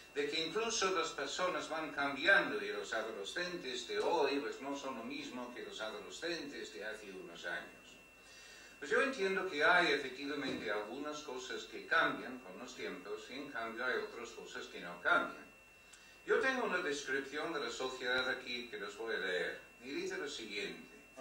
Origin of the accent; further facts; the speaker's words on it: United Kingdom; Spanish is a second language; now in Spain; tengo este eh, acento raro porque pues, soy británico, pues de hecho desde hace un mes no soy británico, pero vamos, hasta hace un mes era británico, ahora ya soy español